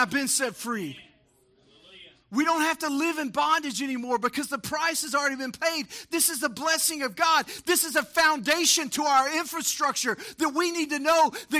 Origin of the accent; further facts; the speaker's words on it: Texas, United States; we grew up in Texas